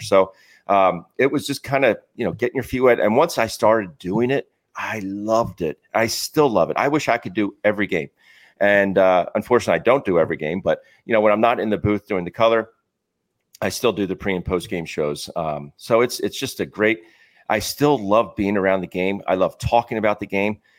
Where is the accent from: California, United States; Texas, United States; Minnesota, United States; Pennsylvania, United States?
Pennsylvania, United States; Philadelphia; having grown up here, going to all the games as a kid